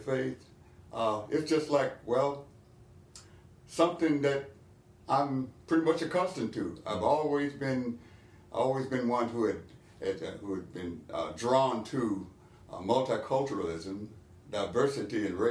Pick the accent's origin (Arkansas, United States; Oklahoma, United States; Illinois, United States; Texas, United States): Arkansas, United States; moved away as an adult; now in North Carolina, United States; I'm originally from Arkansas